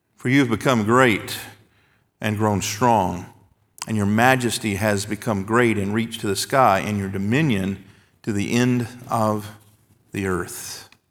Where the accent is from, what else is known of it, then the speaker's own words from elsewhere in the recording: the South, United States; When I was a boy growing up in Baptist churches in the South